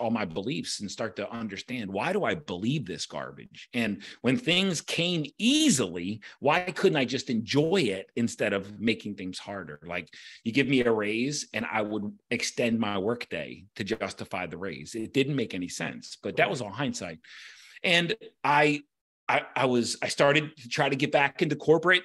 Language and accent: English; Baltimore, Maryland, United States; I grew up, I'm a Baltimorean. I grew up in Baltimore.